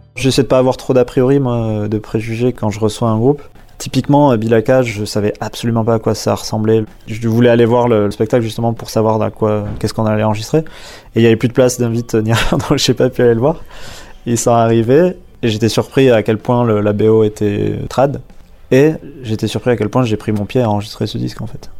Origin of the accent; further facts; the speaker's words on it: Dax, Nouvelle-Aquitaine, France; also born or lived in Basque Country; je suis né à Dax, pas très loin